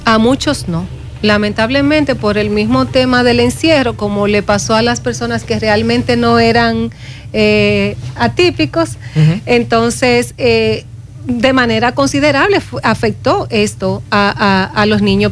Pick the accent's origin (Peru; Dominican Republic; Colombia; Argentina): Dominican Republic; como dominicana